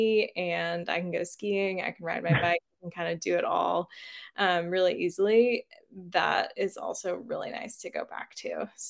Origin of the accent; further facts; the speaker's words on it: Waitsfield, Vermont, United States; moved away as an adult; also born or lived in Reno, Nevada; I grew up in Waitsfield. I'm staying here at the house I grew up in now